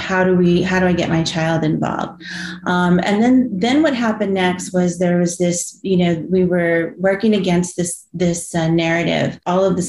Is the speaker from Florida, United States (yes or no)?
no; San Antonio, Texas, United States; also born or lived in California; originally from San Antonio. We did live in California for a bit, came back. But born and raised on the South Side